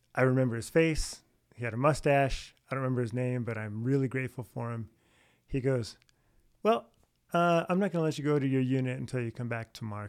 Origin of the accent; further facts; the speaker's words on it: San Jose, California, United States; I'm from San Jose, California. I have what two brothers, one sister. Uh, we r- grew up all right there